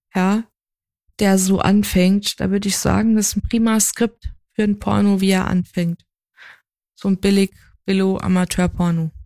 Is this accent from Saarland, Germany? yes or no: yes; Saarland, Germany; ich ja halt gebürtige Saarländerin bin